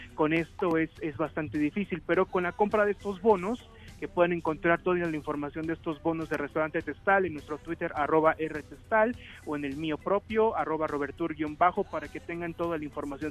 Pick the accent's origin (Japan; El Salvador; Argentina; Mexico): Mexico; Santa Clara del Cobre, Michoacán; yo soy de Michoacán, soy de Santa Clara del Cobre